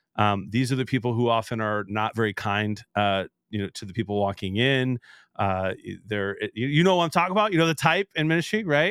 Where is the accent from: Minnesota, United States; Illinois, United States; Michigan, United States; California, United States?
Michigan, United States; Detroit; also born or lived in Chicago; I was born in Detroit